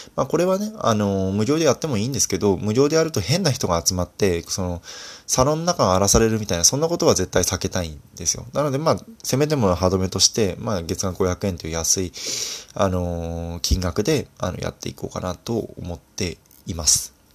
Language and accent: Japanese; Fukui, Japan; moved away; 私自身福井出身なので